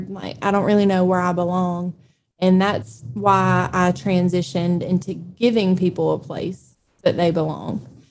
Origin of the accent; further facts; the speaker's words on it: Eastman, Georgia, United States; also born or lived in Savannah, Georgia; I'm originally from Dodge County here in Eastman